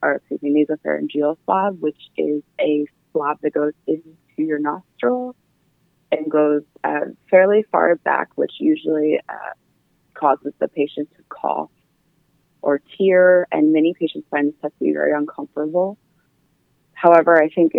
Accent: Harleysville, Pennsylvania, United States; also born or lived in Chicago, Illinois / Philadelphia, Pennsylvania; I'm from Harlowsville, Pennsylvania, and like you said, I went to Christopher Dock Mennonite High School.

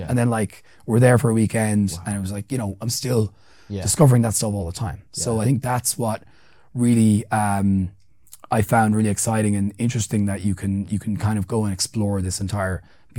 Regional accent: Central Kenya, Kenya; where I'm from. Here's my background. We're from like around Mount Kenya, whatever else. And this is my mother tongue and whatever else.

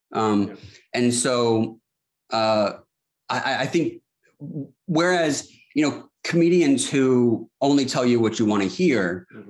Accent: Charleston, South Carolina, United States; I'm from Charleston, South Carolina. I still live here, born and raised

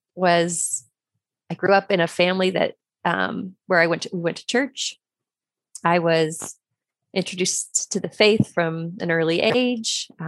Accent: Crete, Nebraska, United States; So I grew up in the Lincoln Diocese. I grew up in a small town of Crete.

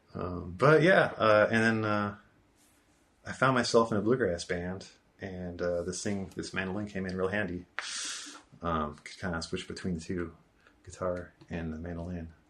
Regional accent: Bay Area, California, United States; also born or lived in San Diego; now in Portland, United States; I grew up in the Bay Area

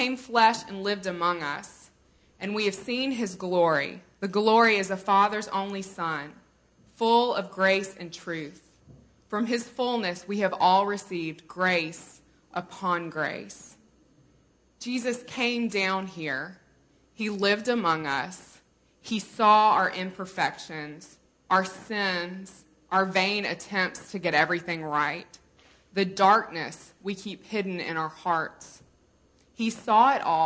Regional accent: Mississippi, United States; I'm from Mississippi

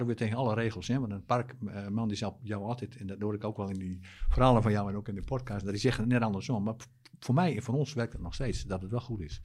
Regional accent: Drenthe, Netherlands; ik kom uit Drenthe.

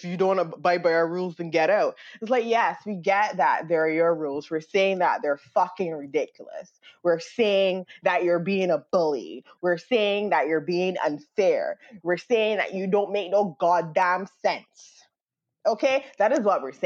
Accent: Barbados; moved away as an adult; now in United States; I came from Barbados to America.

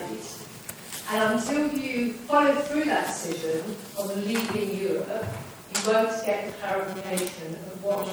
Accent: Nottingham, East Midlands, United Kingdom; I'm from Nottingham

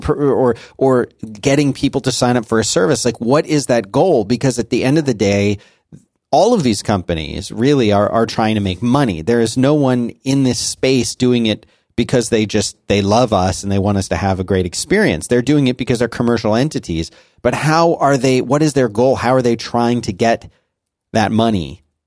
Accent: Philadelphia, Pennsylvania, United States; I was born and raised in Philly

